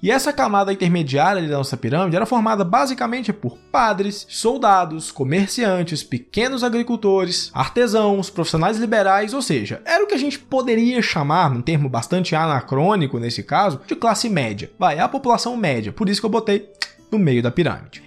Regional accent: Brazil

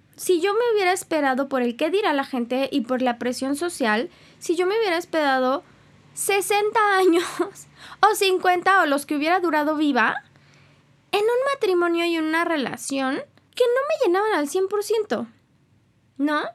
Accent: Mexico; soy más mexicana que el nopal

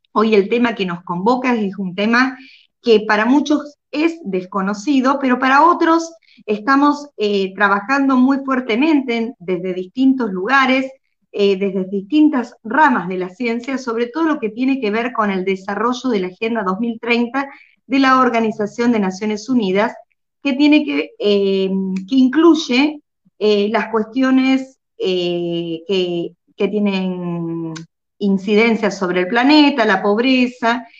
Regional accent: Argentina; que soy de Argentina

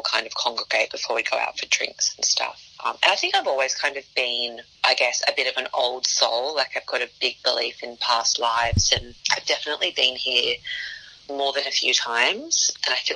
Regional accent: Sydney, New South Wales, Australia; I'm the best from the West.

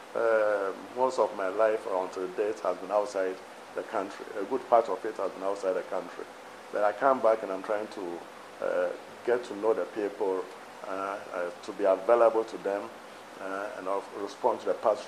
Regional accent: Akonwai, Western Region, Ghana; also born or lived in Gambia / Rome; now in Takoradi, Ghana; I come from Akonwai.

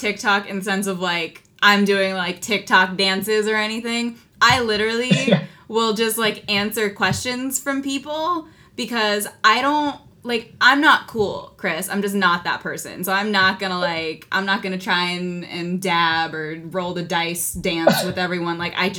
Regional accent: Philippines; Yeah, I think because so few roles are written to be Filipino, I'm kind of grouped in with either the Latino community or with the Asian community.

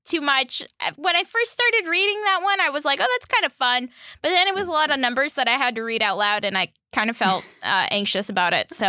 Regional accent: Florida, United States; I was born and raised in Florida where winter doesn't exist.

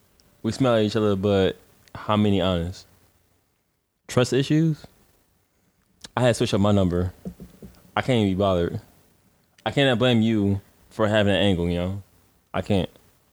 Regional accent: Detroit, Michigan, United States; moved away as an adult; So I spent all my adolescence and childhood in Detroit, Michigan.

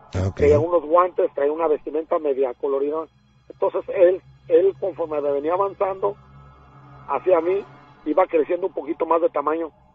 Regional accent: Mexico City, Mexico; also born or lived in Ciudad Nezahualcóyotl, State of Mexico; Yo nací en, en México, Distrito Federal, en la colonia Montezuma.

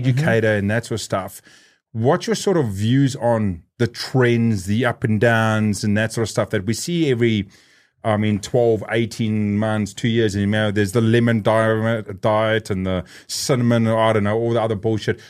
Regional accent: South Africa; growing up in South Africa

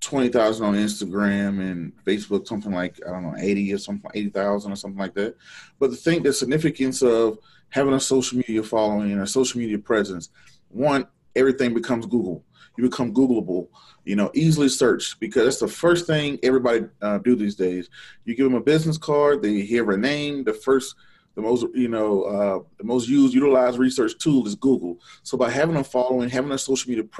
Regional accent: Georgia, United States; moved away; I'm originally from Georgia.

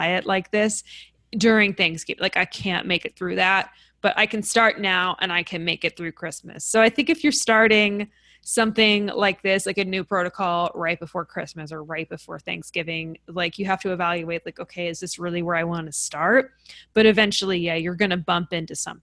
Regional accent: New York, United States; I'm from New York

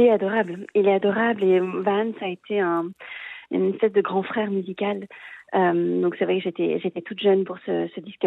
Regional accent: Marseille, Provence-Alpes-Côte d'Azur, France; moved away; also born or lived in Paris / Vienna / Munich; je suis marseillaise, euh, donc une fille du sud de la France

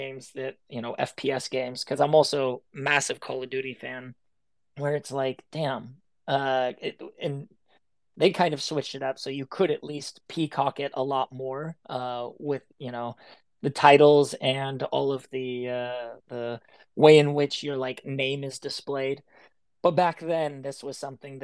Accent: Seattle, Washington, United States; I grew up in Seattle.

